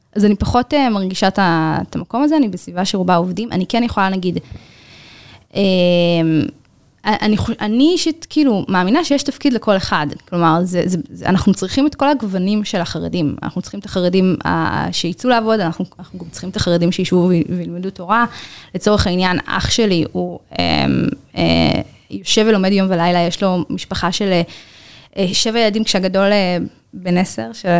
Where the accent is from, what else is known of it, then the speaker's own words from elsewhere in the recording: Bnei Brak, Tel Aviv District, Israel; אני גדלתי בבני ברק, אה, בקהילה חרדית, אה, קלאסית.